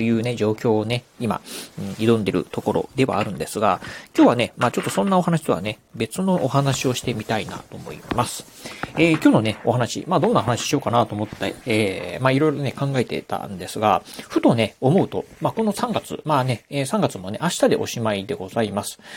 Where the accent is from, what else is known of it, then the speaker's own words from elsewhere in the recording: Okayama, Japan; 地元岡山